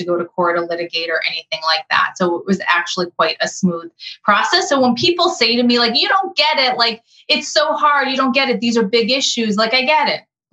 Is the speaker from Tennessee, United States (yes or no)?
no; Massachusetts, United States; now in Connecticut, United States; I currently live in Connecticut. I'm not from Connecticut. I'm from Massachusetts